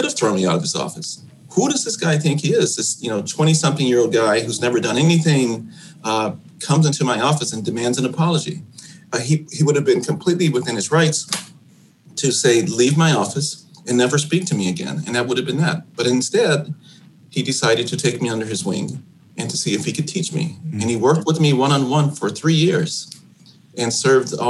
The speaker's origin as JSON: {"language": "English", "town": "Chicago", "region": "Illinois", "country": "United States", "tie": "born or raised there", "said": "my experiences growing up on the South Side of Chicago."}